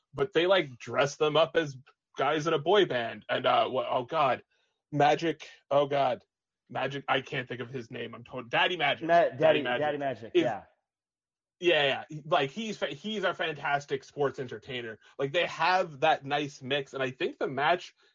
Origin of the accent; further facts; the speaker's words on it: Long Island, New York, United States; I'm also from Long Island